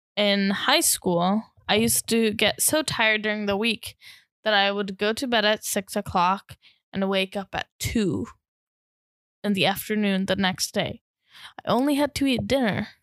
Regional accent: Hungary; As a Hungarian

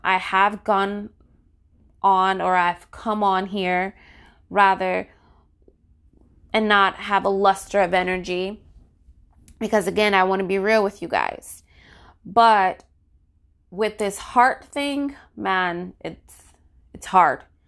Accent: New Jersey, United States; my home state, New Jersey

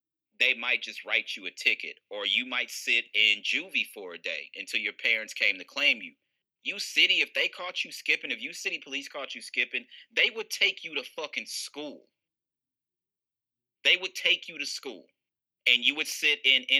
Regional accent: University City, Missouri, United States; I'm from University City, Missouri. U City is a suburb of St. Louis

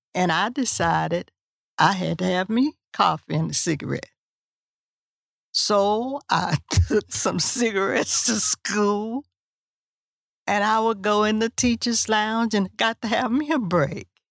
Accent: Huntsville, Texas, United States; I was from Huntsville

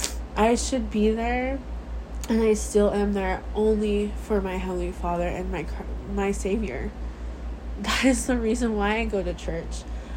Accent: Samoa; born there; prove to them that I was born in Western Samoa.

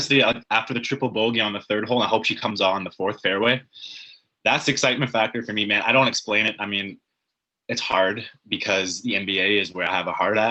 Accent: Canada; I'm just a Canadian hockey fan.

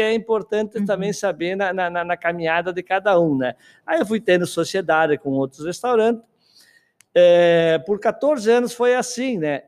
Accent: Guaporé, Rio Grande do Sul, Brazil; moved away as an adult; na minha região que eu nasci, ali em Guaporé

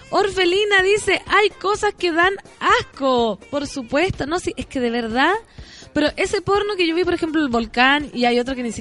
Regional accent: San Felipe, Valparaíso, Chile; somos como 30 de San Felipe

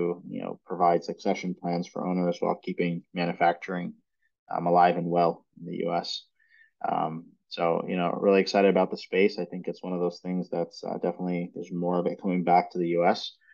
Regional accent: New York City, New York, United States; moved away as an adult; now in San Diego, United States; I'm originally from Brooklyn, New York

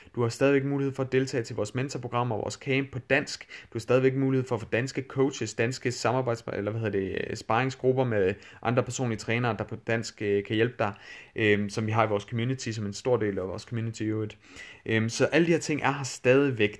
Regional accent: Denmark; accent: Danglish; min, øh, min Danglish accent

